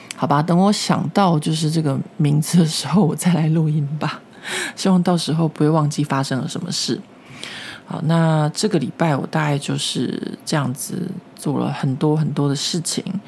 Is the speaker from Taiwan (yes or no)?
yes; Taiwan; moved away as an adult; now in Paris, France; 因为我们台湾传统的教育和文化下面